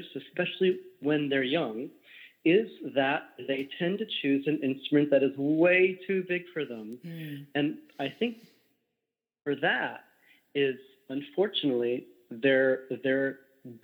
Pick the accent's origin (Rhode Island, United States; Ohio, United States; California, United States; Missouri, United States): California, United States; Berkeley; also born or lived in Walnut Creek, California; now in New Jersey, United States; I was born in Berkeley, lived in Walnut Creek